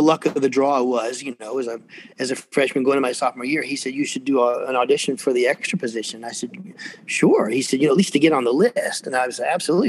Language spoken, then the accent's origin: English; Atlanta, Georgia, United States; I grew up here, believe it or not. Uh, there aren't many of us really from from this area. I was born in Fort McPherson, which is down in East Point, south of town